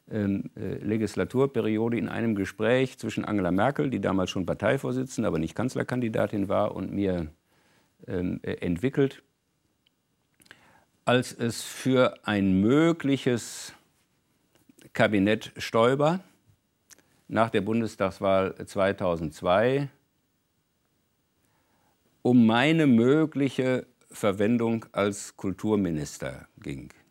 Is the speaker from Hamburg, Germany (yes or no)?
no; North Rhine-Westphalia, Germany; insbesondere in meiner Heimatregion Ruhrgebiet, wo der ganze Wechsel von der Montanindustrie in Dienstleistungsbereiche nun seit einiger Zeit das große Thema war